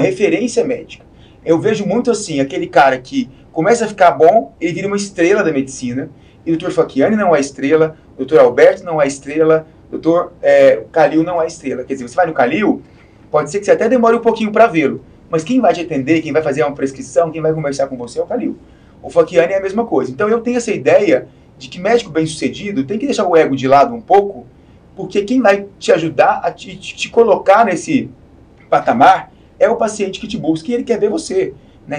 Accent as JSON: {"language": "Portuguese", "region": "Goiás", "country": "Brazil", "moved": "yes", "lives_now": "São Paulo, Brazil", "said": "eu sou de Goiás"}